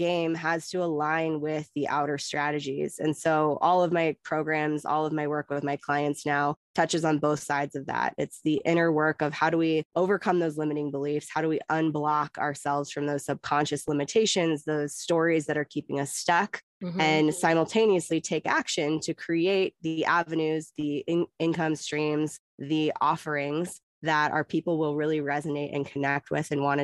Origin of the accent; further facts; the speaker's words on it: Oregon, United States; moved away as an adult; also born or lived in California; I was born in California, grew up in Oregon, and I've been nomadic for most of the last 14 years